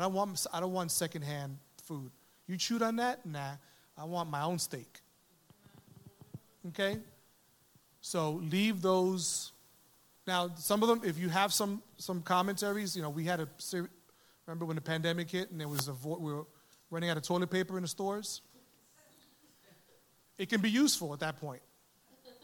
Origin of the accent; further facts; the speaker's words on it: New York City, New York, United States; also born or lived in Manhattan; I was born in Manhattan, raised in the Bronx